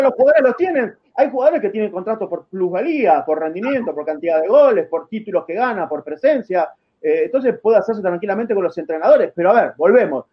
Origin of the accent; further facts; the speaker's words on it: Argentina; Soy un periodista argentino que admira a Messi